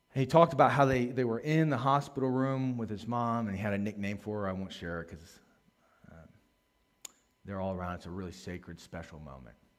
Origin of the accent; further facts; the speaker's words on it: Maryland, United States; I grew up in Maryland